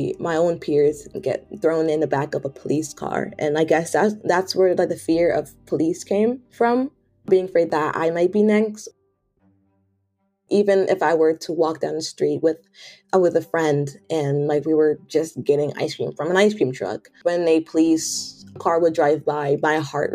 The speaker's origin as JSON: {"language": "English", "town": "Hartford", "region": "Connecticut", "country": "United States", "tie": "born or raised there", "also_born_or_lived": "Washington, D.C.", "moved": "as an adult", "said": "I was born in Hartford, Connecticut. I was born in a predominantly Black neighborhood"}